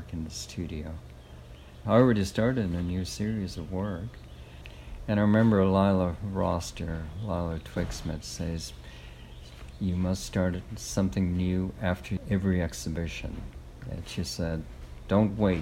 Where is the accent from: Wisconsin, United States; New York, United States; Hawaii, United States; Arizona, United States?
Hawaii, United States; Kona; I grew up as a third generation coffee farmer. Kona was so small